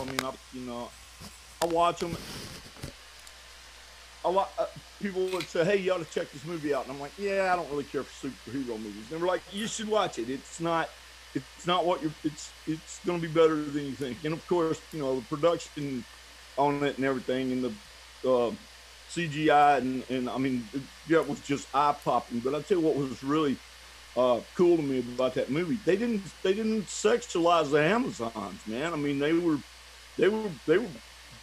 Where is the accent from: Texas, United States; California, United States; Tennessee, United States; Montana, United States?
Texas, United States; Southeast; having been born and raised in Texas